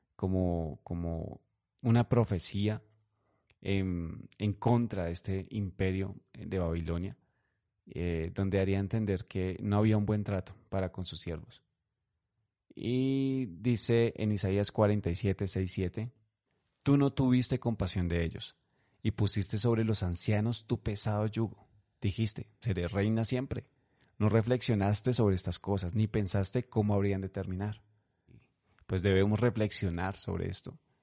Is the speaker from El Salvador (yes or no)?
no; Colombia; en Colombia, en este momento, actualmente en mi país